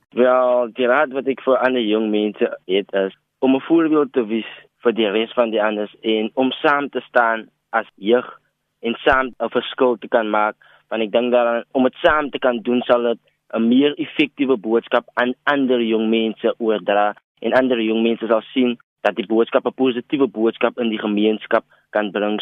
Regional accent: Cape Town, Western Cape, South Africa; ons in Trinity Place groot geword het um, en ons het gesien die nood van Trinity Place en dis eintlik die nood in baie gemeenskappe in ELC se rivier.

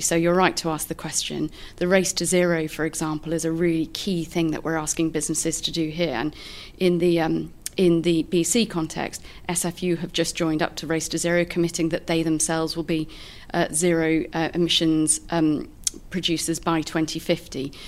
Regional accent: United Kingdom; moved away as an adult; now in Canada; as a Brit

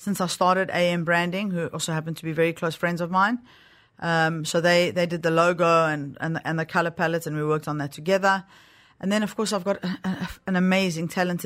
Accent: South Africa; moved away; also born or lived in Greece (heritage); I am South African

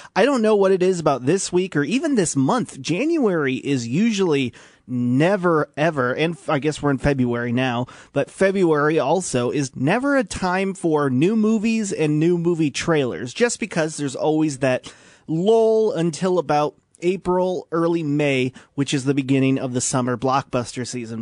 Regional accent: Washington, Illinois, United States; now in Peoria, United States; I grew up in Washington, live in Peoria now

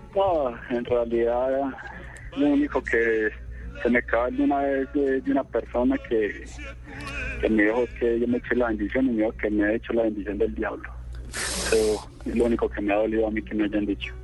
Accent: Antioquia, Colombia; accent: paisa; nosotros en realidad somos muy católicos, acá como buenos antioqueños

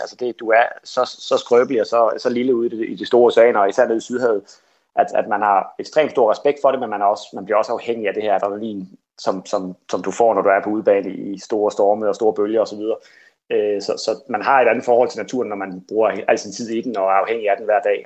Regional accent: Kolding, Southern Denmark, Denmark; jeg voksede op her i Kolding

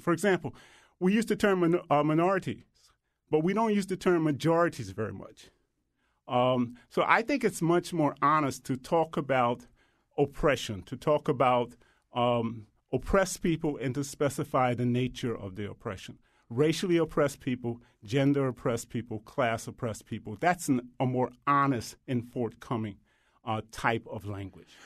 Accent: the Jim Crow South, United States; I grew up in the Jim Crow South

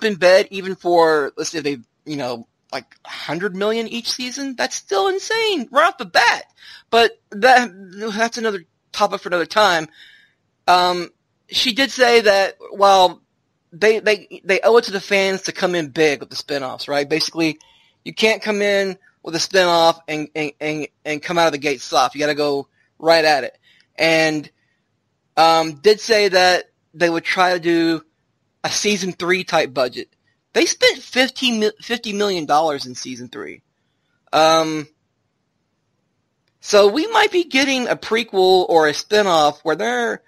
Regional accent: Arkansas, United States; I'm from Arkansas

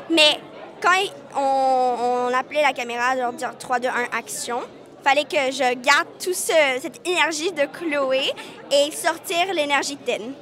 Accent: Vietnam; moi je suis née au Vietnam, on a vécu là-bas, euh, mais on n'a pas vécu les boat people, le trajet, puis tout ça.

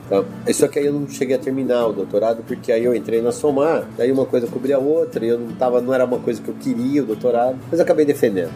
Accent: Campinas, São Paulo, Brazil; eu sou de Campinas

